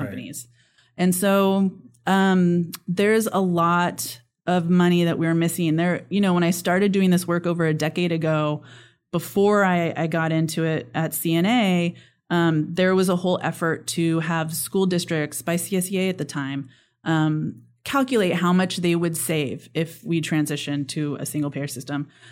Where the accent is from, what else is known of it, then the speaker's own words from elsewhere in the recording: Sonora, California, United States; now in Chatsworth, United States; I actually grew up in Sonora